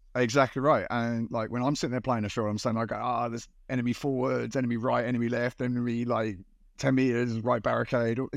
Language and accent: English; United Kingdom; moved away as an adult; now in Japan; I'm British uh, from the UK